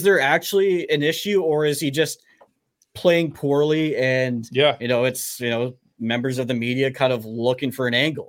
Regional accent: Vancouver, British Columbia, Canada; we're from Vancouver.

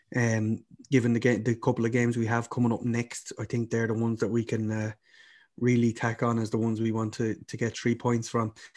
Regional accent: Ireland; now in Birmingham, United Kingdom; I'm Irish

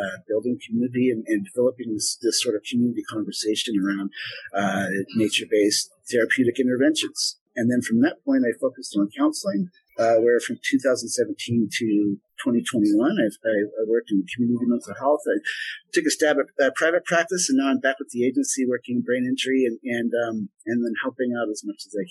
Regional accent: Vashon Island, Washington, United States; I grew up on Vashon Island

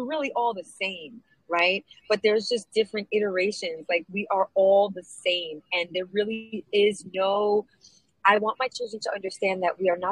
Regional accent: New York City, New York, United States; I grew up in a very non-Latino neighborhood of Brooklyn. I grew up in Sheepshead Bay

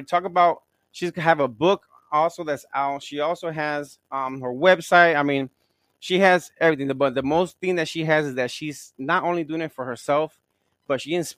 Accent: Gary, Indiana, United States; I'm from Gary, Indiana.

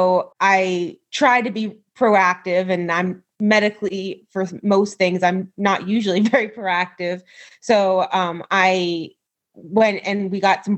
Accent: New York, United States; moved away as an adult; now in Pennsylvania, United States; I grew up in New York and I went to a Christian college out there or out here. I'm still living in Pennsylvania.

